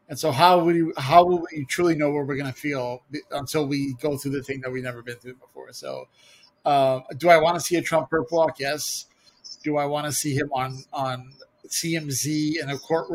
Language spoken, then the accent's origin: English; United States